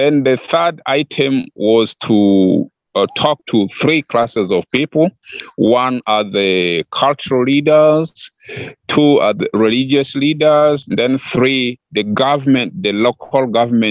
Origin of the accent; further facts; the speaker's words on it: West Nile, Uganda; my home area, which is West Nile. West Nile is northwestern part of Uganda